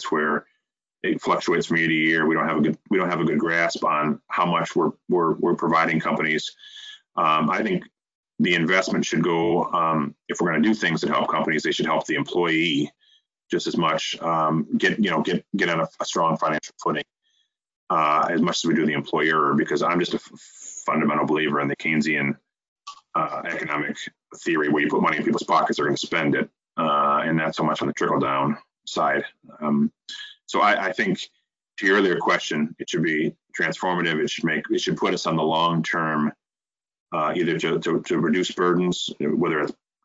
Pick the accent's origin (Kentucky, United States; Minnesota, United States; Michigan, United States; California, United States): Michigan, United States; Flint; we're both from the Flint area